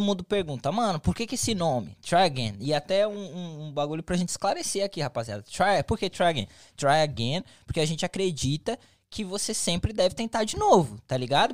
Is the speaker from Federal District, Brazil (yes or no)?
no; São Paulo, Brazil; now in United States; eu sou de São Paulo